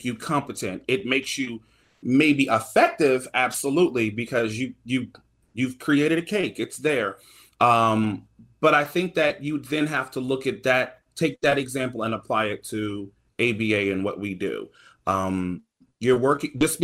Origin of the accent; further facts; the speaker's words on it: the South, United States; I'm from the South